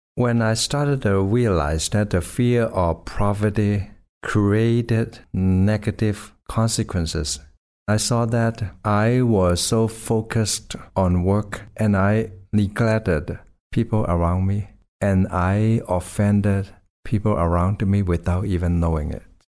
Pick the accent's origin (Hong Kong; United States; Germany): Hong Kong; I grew up in Hong Kong